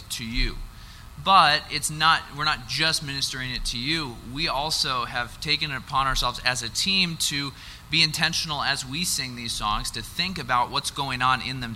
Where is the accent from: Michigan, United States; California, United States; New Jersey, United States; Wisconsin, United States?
Wisconsin, United States; Wausau; I am from Wausau, Wisconsin.